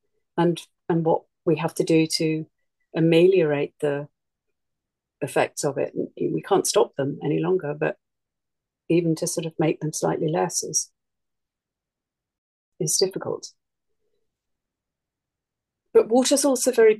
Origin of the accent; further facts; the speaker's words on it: East Sussex, South East England, United Kingdom; now in Suffolk, United Kingdom; where I grew up in East Sussex, we lived in a house that had a natural spring in the garden